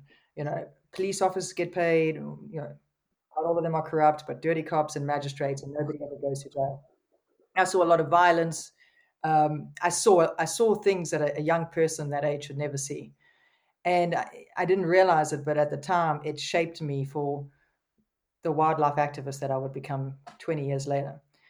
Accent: South Africa; also born or lived in Zimbabwe; I was born in Zimbabwe and I grew up in South Africa, and I was split between two countries growing up. So I already had friends. I was raised, you know, in the bush.

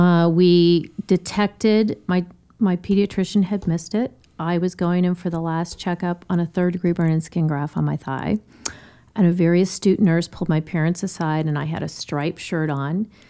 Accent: Denver, Colorado, United States; Born and raised in Denver

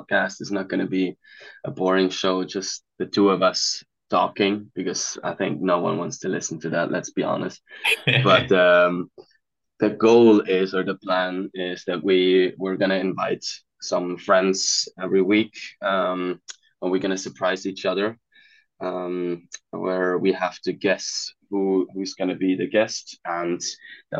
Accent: Switzerland; moved away as an adult; now in Los Angeles, United States; I'm originally from Switzerland, but currently in LA.

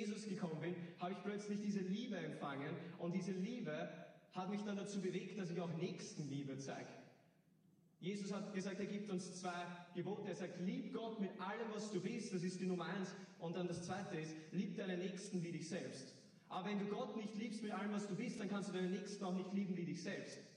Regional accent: Hagenbrunn, Lower Austria, Austria; ich bin 19 Jahre alt. Ich, ich komme aus Hagenbrunn.

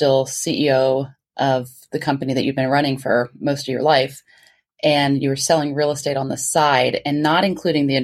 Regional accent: Florida, United States; we're from Florida

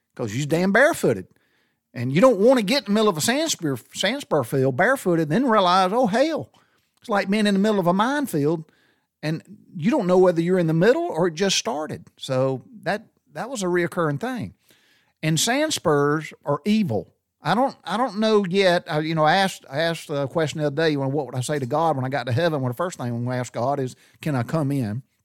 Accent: Butler, Georgia, United States; as a kid growing up in the South, we went barefooted

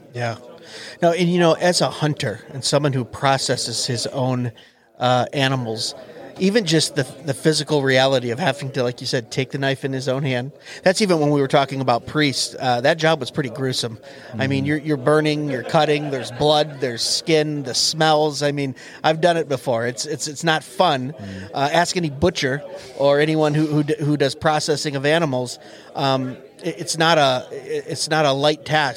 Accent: Michigan, United States; I'm from Michigan

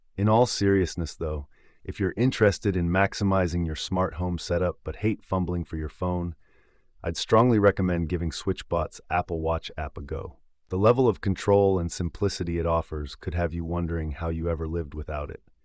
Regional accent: United Kingdom; your British host

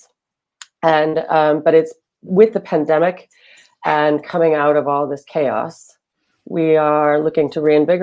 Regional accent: Boston, Massachusetts, United States; moved away as an adult; now in London, United Kingdom; I'm from Boston

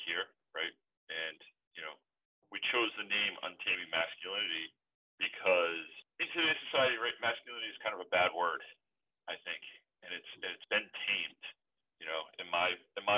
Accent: Massachusetts, United States; now in Long Island, United States; I live on Long Island. I am not from here. Massachusetts, originally

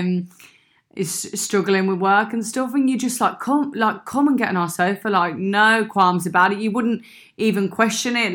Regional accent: Birmingham, West Midlands, United Kingdom; accent: Brummy; moved away as an adult; now in Sydney, Australia; I am from Birmingham

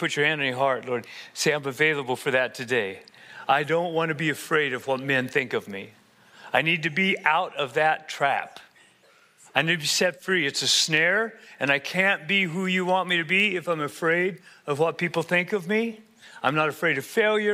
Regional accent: Colorado, United States; moved away; I'm actually originally from Colorado.

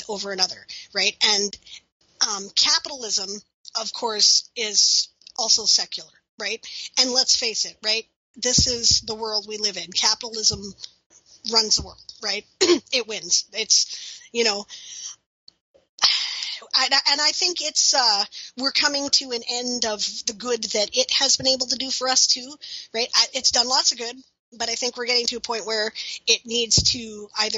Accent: Canada; As a Canadian

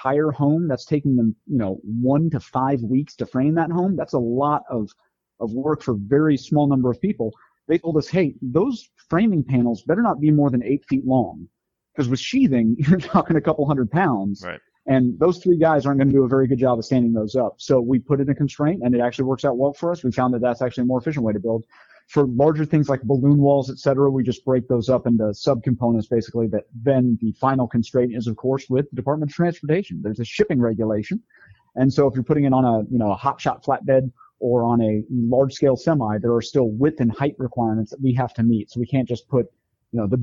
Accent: Arizona, United States; I grew up in Arizona

